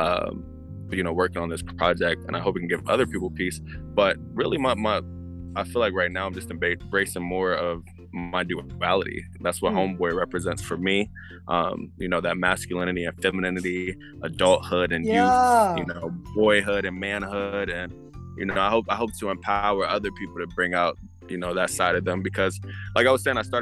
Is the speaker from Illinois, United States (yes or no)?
no; Atlanta, Georgia, United States; also born or lived in New Jersey; I'm from New Jersey, but I've been in Atlanta my whole life